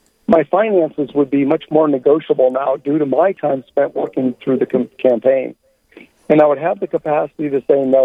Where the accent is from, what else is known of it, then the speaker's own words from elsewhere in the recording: Lead, South Dakota, United States; moved away as an adult; also born or lived in Fort Bragg, North Carolina; I grew up in Leeds, South Dakota, and attended St. Patrick's Parish pretty much most of my life